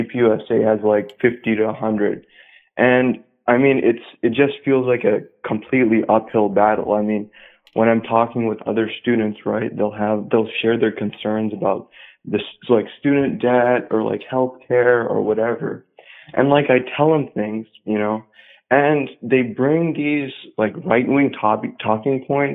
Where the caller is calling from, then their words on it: Southern California, United States; I'm calling in from SoCal